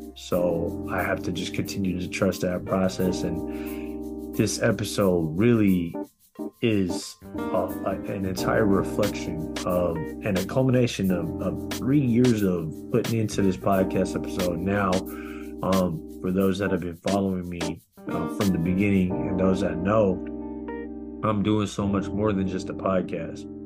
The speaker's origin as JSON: {"language": "English", "area": "Bay Area", "region": "California", "country": "United States", "tie": "born or raised there", "said": "my hometown of the Bay Area"}